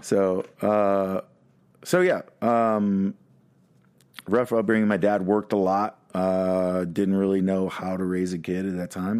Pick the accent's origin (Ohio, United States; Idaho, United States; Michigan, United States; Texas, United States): Texas, United States; Dallas; I was born in Parkland Hospital